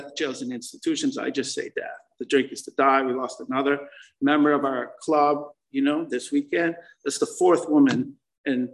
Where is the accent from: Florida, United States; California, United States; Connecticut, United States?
Connecticut, United States; moved away as an adult; also born or lived in New York City; I moved to New York City from Connecticut